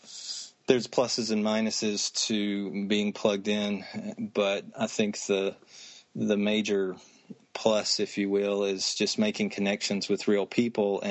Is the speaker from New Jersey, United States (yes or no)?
no; Anderson, South Carolina, United States; moved away as an adult; also born or lived in Maryland; I grew up outside of Greenville, South Carolina, in Anderson, South Carolina